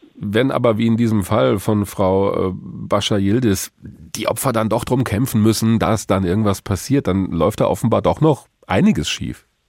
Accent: Hesse, Germany; Bei uns in Hessen, in Hanau

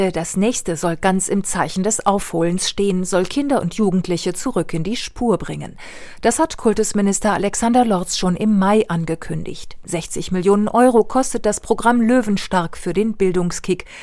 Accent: Wetter, Hesse, Germany; Da frage ich mich natürlich als Hessin, was genau da jetzt drinne stehen soll. Also in der hessischen Landesverfassung müsste ja hessisch drinne stehen. Und als Wettererin weiß ich überhaupt nicht mehr

